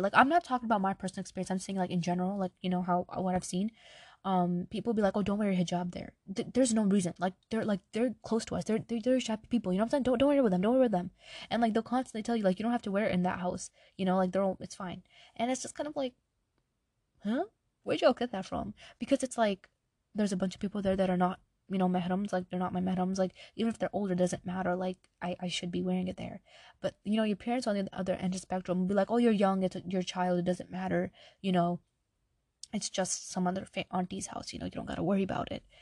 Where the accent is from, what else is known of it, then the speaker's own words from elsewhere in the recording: New York, United States; I'm Pakistani, right? My family's from Pakistan. I was born in New York